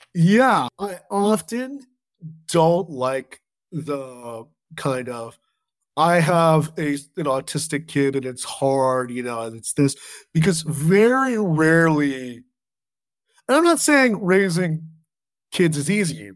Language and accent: English; Southern California, United States; I grew up in Southern California